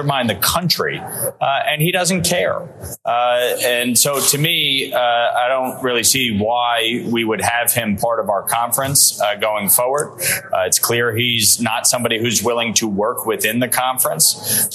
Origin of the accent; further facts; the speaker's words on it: New York, United States; my home state of New York